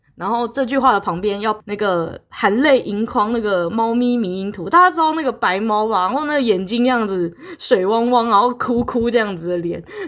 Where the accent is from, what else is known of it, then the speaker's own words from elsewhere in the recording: Taiwan; 身为台湾人